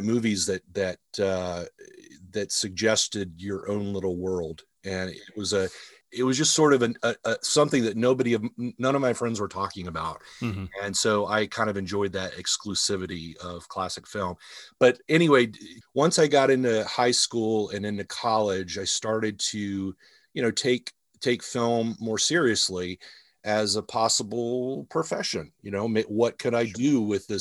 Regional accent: Atlanta, Georgia, United States; I grew up in the Atlanta area

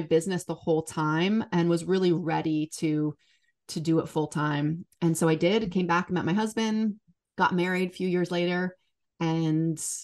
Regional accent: Seattle, Washington, United States; Born and raised in Seattle

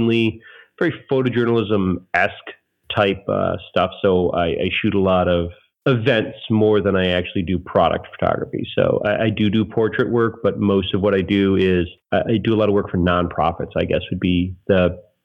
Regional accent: Joliet, Illinois, United States; moved away as an adult; now in Chicago, United States; for my hometown paper that I grew up at, you know, where I grew up at, which was Joliet, Illinois

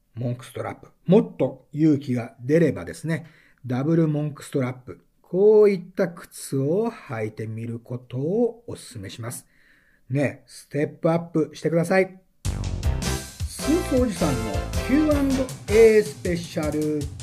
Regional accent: Okayama, Japan; 私、岡山の出身でございまして

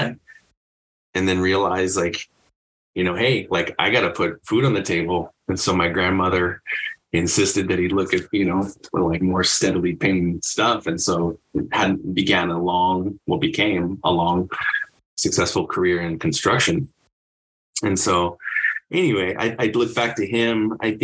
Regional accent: Southern California, United States; I'm from Southern California originally

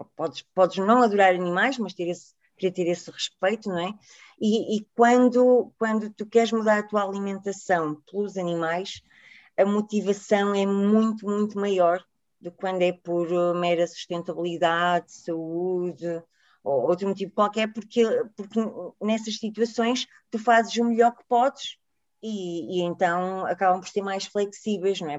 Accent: Porto, Norte, Portugal; now in Lisbon, Portugal; a minha terrinha no Porto

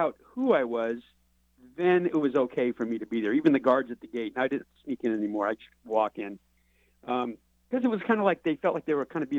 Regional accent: Los Angeles, California, United States; moved away; I was raised in Los Angeles.

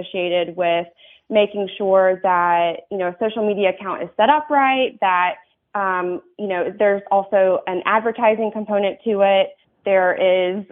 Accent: North Carolina, United States; moved away as an adult; North Carolina is my home state

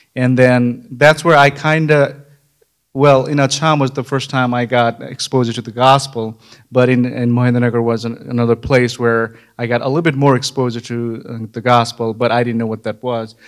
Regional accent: far western Nepal, Sudurpashchim Province, Nepal; moved away; I grew up in Nepal, nineteen ninety-five. I was born in Nepal, far western part of Nepal

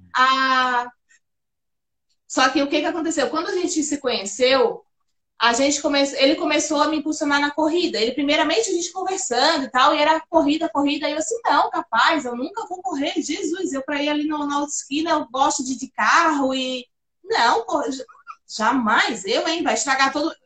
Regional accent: Florianópolis, Santa Catarina, Brazil; Eu nasci, eu, eu sou do Morro da Caixa

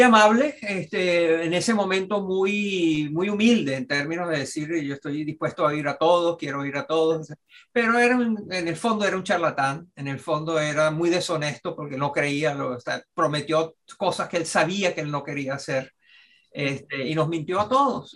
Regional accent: Venezuela; moved away; como venezolano

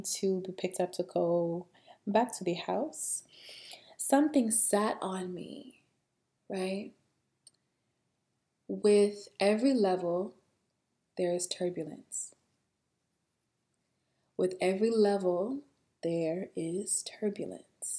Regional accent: Alabama, United States; I'm from Alabama, okay? Where I'm from, we have a very, very tiny airport.

